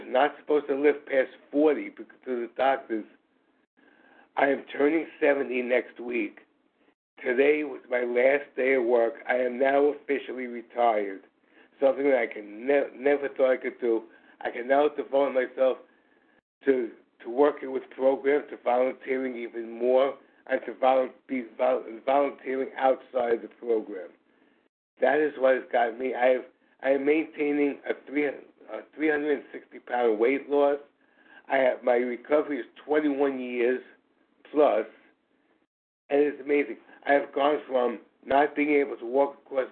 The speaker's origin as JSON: {"language": "English", "town": "New York City", "region": "New York", "country": "United States", "said": "I am from New York City, obviously East Coast"}